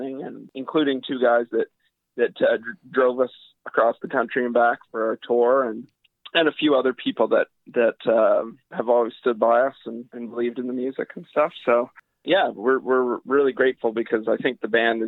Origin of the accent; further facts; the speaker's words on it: Sussex, New Brunswick, Canada; I've known since I was 5 or 6 years old. We're from Sussex and we live in the same house now